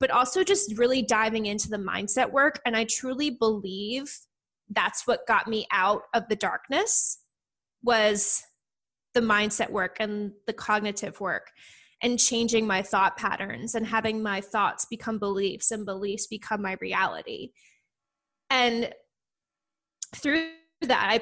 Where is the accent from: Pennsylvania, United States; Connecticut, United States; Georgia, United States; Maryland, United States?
Pennsylvania, United States; Philadelphia; moved away as an adult; now in Princeton, United States; I'm actually from the outskirts of Philadelphia